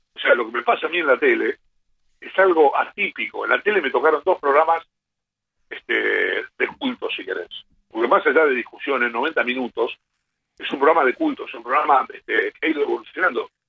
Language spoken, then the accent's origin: Spanish; Quilmes, Buenos Aires Province, Argentina; Yo me vivía en Don partido de Quilmes